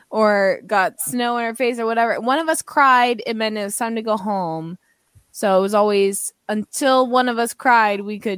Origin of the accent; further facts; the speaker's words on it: Canada; Chiefsies, we're Canadian.